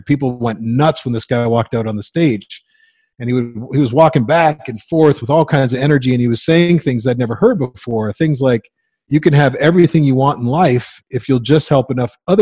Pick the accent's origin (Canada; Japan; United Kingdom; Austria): Canada; Windsor, Ontario; I grew up in Windsor, Ontario